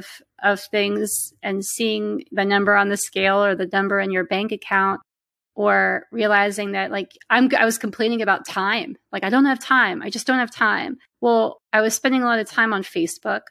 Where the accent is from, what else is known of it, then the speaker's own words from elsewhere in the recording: Pennsylvania, United States; also born or lived in Pittsburgh, Pennsylvania; I'm from Pennsylvania and I live in central Pennsylvania now, but I lived in the western part of the state for about 10 years in Pittsburgh